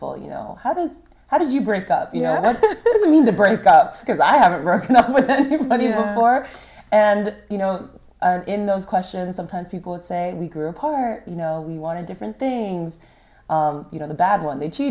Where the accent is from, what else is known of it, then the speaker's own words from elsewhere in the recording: California, United States; We had growing up in California in common